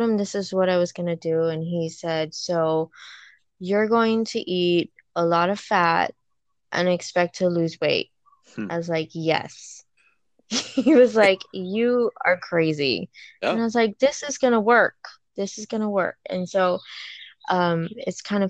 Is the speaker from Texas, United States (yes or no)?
no; Wahiawa, Oahu, Hawaii, United States; I was born and raised in Waihua, on the island of Oahu